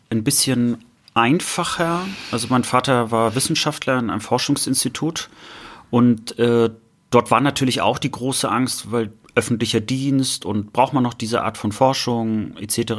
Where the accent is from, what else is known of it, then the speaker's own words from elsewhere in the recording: Germany; das äh, Bild, äh, was ich auch als Kind in der DDR hatte. Es gibt sogar noch ein Foto von mir, wie ich äh, neben unserem Trabi stehe.